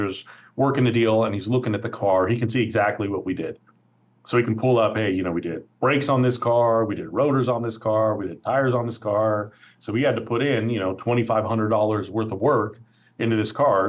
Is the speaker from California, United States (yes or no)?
yes; Oakland, California, United States; I grew up in Oakland. I've lived here my entire life